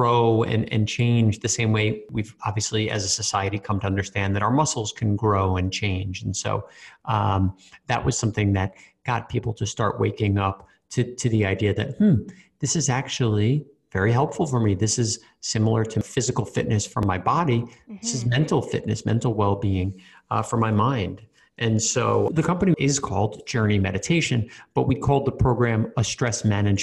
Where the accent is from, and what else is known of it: New York, United States; born or raised there; moved away as an adult; also born or lived in Australia